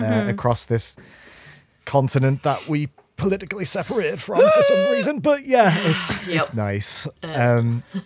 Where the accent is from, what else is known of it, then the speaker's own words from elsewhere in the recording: United Kingdom; as a Brit